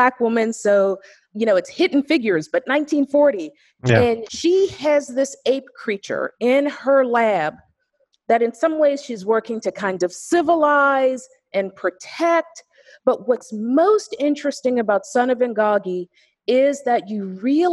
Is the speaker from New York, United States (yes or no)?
no; Pittsburgh, Pennsylvania, United States; I'm from Pittsburgh, Pennsylvania